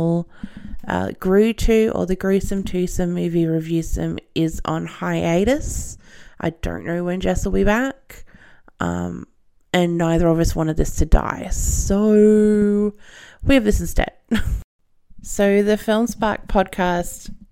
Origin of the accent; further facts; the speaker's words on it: Australia; accent: Australian; I'm Australian, as you can probably tell, with this horrendous accent